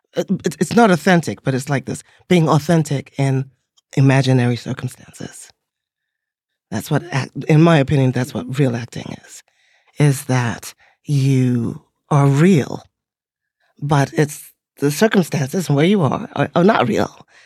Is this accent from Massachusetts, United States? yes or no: no; Teaneck, New Jersey, United States; born or raised there; also born or lived in England